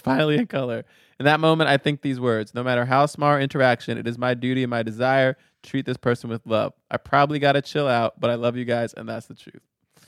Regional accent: Chicago, Illinois, United States; I have mixed feelings of this movie because I'm from Chicagoland area

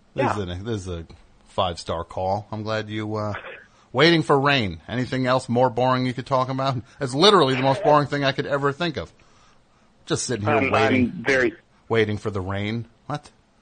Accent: New Jersey, United States; I'm from New Jersey, the greatest state in the United States.

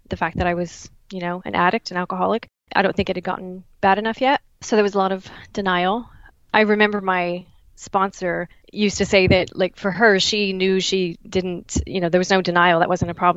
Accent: Dallas, Texas, United States; moved away as an adult; now in Waterloo, Canada; I am originally from Dallas, Texas, but I've been in Canada for the last 19 years

